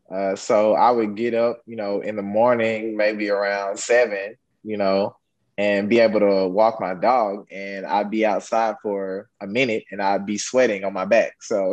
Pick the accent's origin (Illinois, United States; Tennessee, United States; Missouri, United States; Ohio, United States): Tennessee, United States; Memphis; born or raised there; moved away as an adult; also born or lived in Knoxville, Tennessee / Mississippi; now in Houston, United States